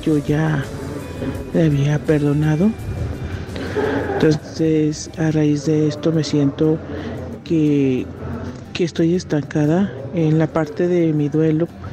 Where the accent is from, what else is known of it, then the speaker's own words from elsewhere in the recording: Mexico; soy mexicana